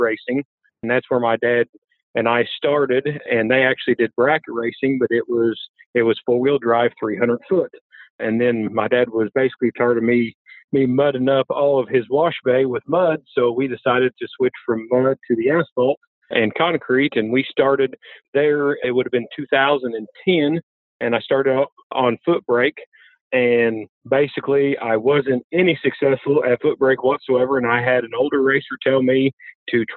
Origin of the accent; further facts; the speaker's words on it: Marion, Illinois, United States; now in El Dorado, United States; I am originally from Marion, Illinois, but I live with my wife and my two twin boys in El Dorado, Illinois now